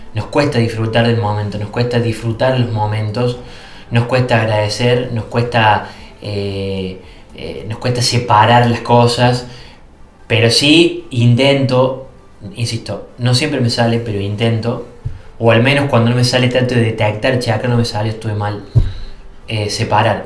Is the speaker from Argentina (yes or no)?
yes; Villa Allende, Córdoba, Argentina; yo vengo de Córdoba, yo soy villallente que es una ciudad que ya está en las Sierras Chicas